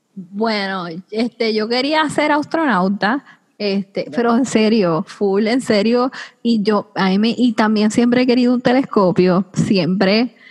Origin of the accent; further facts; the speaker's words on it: Puerto Rico; yo soy la primera puertorriqueña